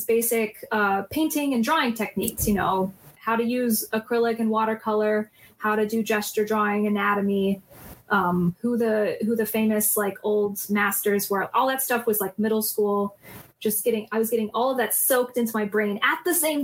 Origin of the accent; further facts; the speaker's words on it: South Florida, United States; In Florida, in South Florida